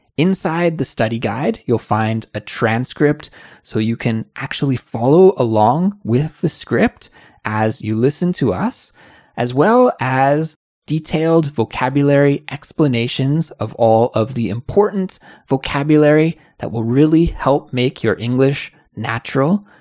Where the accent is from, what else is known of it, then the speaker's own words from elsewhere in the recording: Kelowna, British Columbia, Canada; So we were driving from Kelowna, my hometown, to Seattle